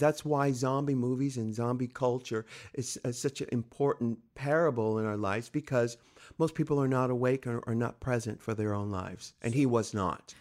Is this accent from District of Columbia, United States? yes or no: no; San Diego, California, United States; I'm from San Diego, California, just little over 100 miles from where we are right now